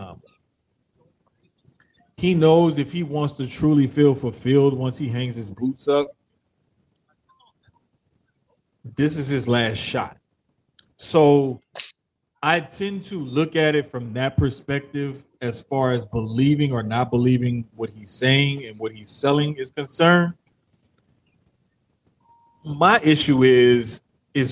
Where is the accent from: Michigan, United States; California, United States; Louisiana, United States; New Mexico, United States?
Louisiana, United States; New Orleans